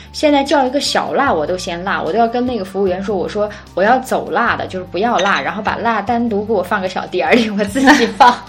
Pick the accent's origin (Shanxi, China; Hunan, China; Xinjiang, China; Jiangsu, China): Xinjiang, China; moved away as an adult; also born or lived in Dalian / Beijing; now in Hong Kong; 我们都是新疆人，然后在新疆呢十八九岁从新疆出来，然后现在呢又定居在这个香港生活